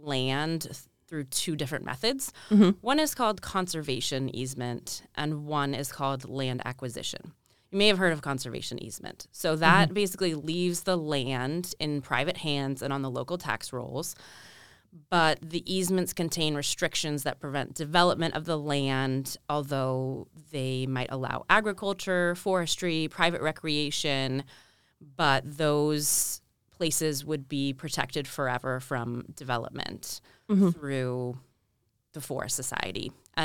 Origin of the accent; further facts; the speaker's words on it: Alaska, United States; now in New Hampshire, United States; Well, I'm not originally from New Hampshire. I grew up in Alaska. So a strong connection to the land and the outdoors, and grew up canoeing, fishing for king salmon.